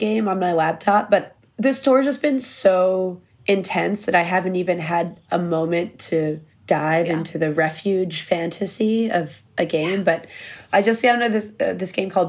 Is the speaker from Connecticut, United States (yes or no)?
yes; Connecticut, United States; moved away; also born or lived in Philadelphia; I grew up in Connecticut